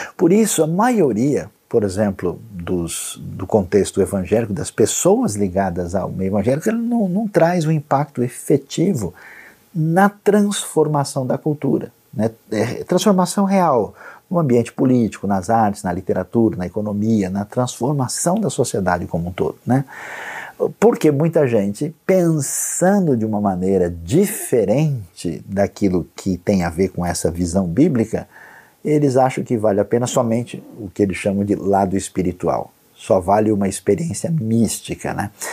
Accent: Brazil; como bom brasileiro

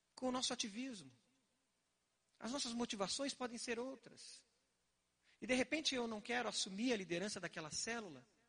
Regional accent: Curitiba, Paraná, Brazil; eu quando era criança, morava ali na Vila Lindóia, no final da rua Roberto Koch

